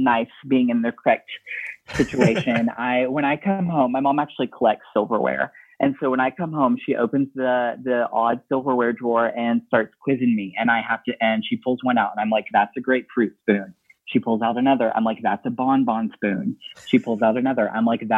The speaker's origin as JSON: {"language": "English", "region": "Appalachian Mountains in Tennessee", "country": "United States", "tie": "born or raised there", "also_born_or_lived": "Indiana", "moved": "as an adult", "said": "I am from the Appalachian Mountains in Tennessee, and I grew up steeped in storytelling culture"}